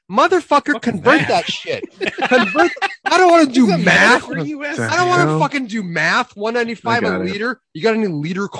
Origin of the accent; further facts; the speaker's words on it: Idaho, United States; now in Kelowna, Canada; Anywho, 425 in my hometown in Idaho.